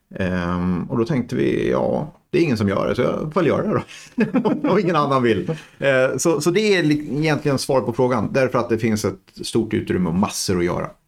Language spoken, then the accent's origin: Swedish; Degerfors, Örebro County, Sweden; Jag kommer ju från Degerfors från början